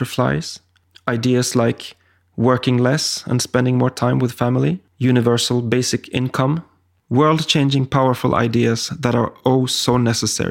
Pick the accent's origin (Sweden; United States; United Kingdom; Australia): Sweden; my home country of Sweden